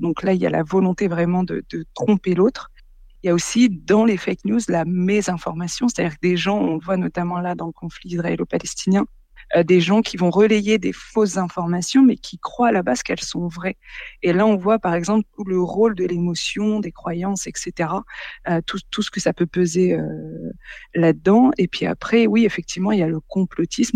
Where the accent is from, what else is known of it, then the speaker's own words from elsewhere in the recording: Boulogne-sur-Mer, Hauts-de-France, France; j'ai grandi, bah, je suis née à Boulogne-sur-Mer, j'y ai grandi